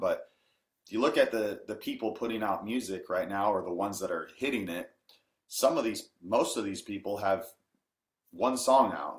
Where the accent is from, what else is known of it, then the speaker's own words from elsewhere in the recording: Washington, United States; I'm from Washington State and don't have a accent, a country accent per se